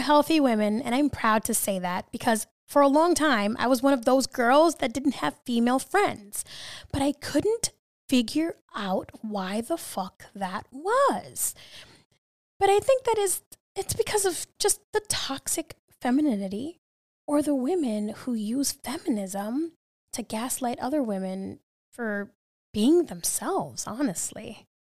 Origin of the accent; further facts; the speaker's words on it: New York City, New York, United States; I'm from New York City